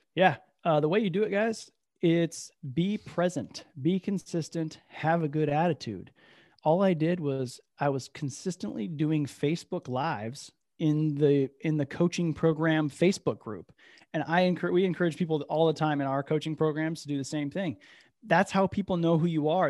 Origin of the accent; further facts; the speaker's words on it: Midwest, United States; moved away; also born or lived in Bay Area, California / Capitola, California; I'm from the Midwest